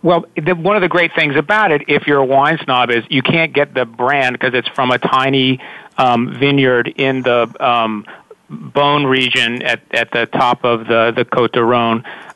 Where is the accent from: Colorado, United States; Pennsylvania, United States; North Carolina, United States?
North Carolina, United States; I'm a guy from North Carolina.